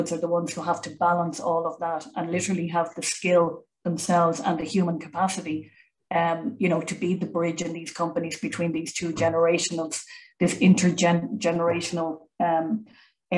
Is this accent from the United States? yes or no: no; Ireland; now in Germany; I come from Ireland